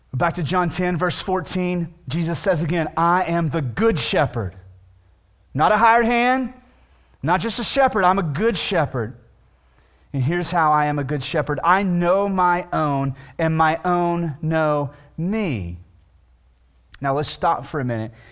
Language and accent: English; Weatherford, Texas, United States; also born or lived in Millsap, Texas; I grew up in Weatherford, right, which is a fairly known town, which is now a city, but my last two years of high school, I went to a small town outside of Weatherford